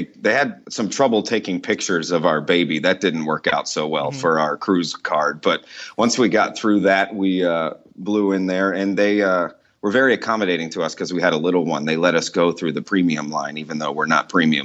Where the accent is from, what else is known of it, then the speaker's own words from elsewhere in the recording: United States; moved away as an adult; now in Dubai, United Arab Emirates; I am an American, but I live overseas and I work here in this area